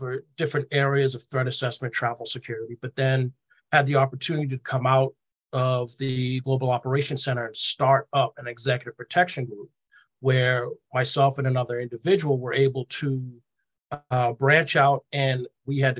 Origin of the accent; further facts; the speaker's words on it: Boston, Massachusetts, United States; I'm from Boston, born and raised.